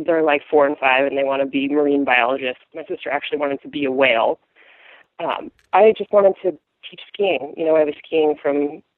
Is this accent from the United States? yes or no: yes; Vermont, United States; I grew up in Vermont, so kind of central area